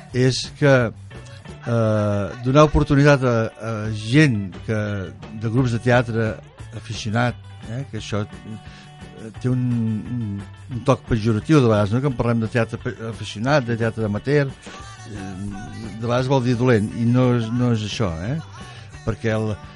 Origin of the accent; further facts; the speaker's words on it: Mataró, Catalonia, Spain; Nosaltres que venim de Mataró, doncs allà era una ciutat on el tèxtil era, bueno, tot, estava fàbriques a cada cantonada